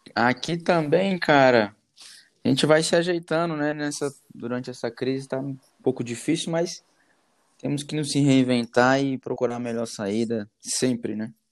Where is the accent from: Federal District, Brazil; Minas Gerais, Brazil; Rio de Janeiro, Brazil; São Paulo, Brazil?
Federal District, Brazil; Brasília; sou de Brasília, sou nascido aqui em Brasília, resido aqui.